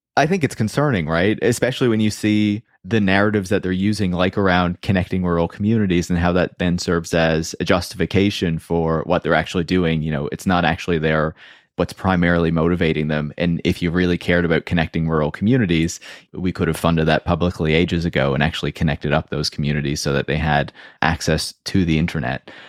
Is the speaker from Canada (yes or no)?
yes; Canada; I'm Canadian.